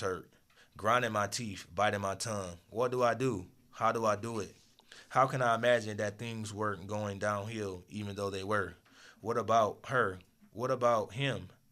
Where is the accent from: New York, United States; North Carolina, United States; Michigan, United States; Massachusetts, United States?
Michigan, United States; also born or lived in Akron, Ohio; I was born in Akron, Ohio, raised in Michigan